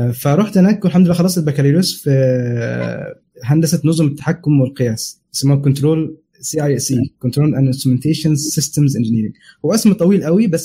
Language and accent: Arabic; Saudi Arabia; now in United Kingdom; فانا عشت هناك تقريبا 25 سنه فكانت كل مراحل الدراسه مثلا ابتدائي واعدادي وثانوي كله هناك